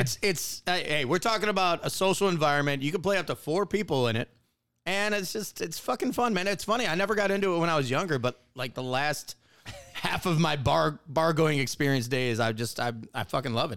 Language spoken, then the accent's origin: English; Wisconsin, United States; moved away; I grew up in Wisconsin.